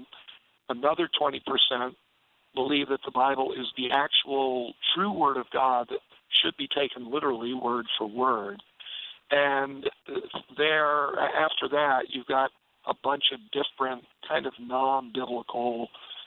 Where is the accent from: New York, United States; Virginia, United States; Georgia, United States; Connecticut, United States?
New York, United States; I was raised in New York